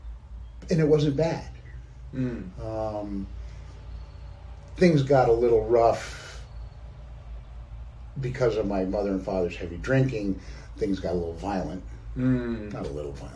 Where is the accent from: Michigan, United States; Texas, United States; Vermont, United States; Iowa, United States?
Vermont, United States; Peru; I grew up in a very small town in southern Vermont, Peru, Vermont